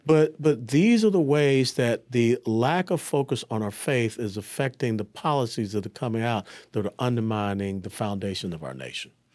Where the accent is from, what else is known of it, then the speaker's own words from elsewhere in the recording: Atlanta, Georgia, United States; also born or lived in Tennessee; I was born and raised in Atlanta, Georgia